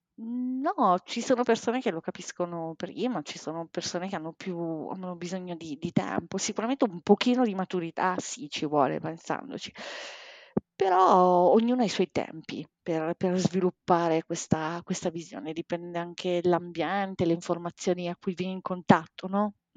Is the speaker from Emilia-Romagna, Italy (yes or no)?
yes; Bologna, Emilia-Romagna, Italy; moved away as an adult; now in Milan, Italy; adesso abito da due anni a Milano, in realtà io sono di Bologna sono originaria di Bologna